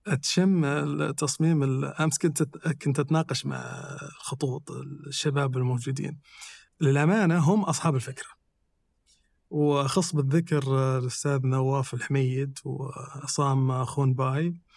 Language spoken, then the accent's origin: Arabic; Saudi Arabia; إحنا ممكن تكون فينا رائحة كسعوديين